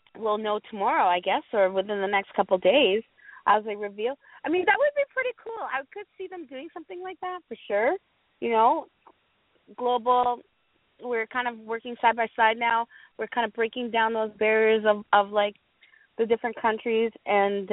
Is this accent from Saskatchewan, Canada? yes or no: no; Vancouver, British Columbia, Canada; I'm from Vancouver.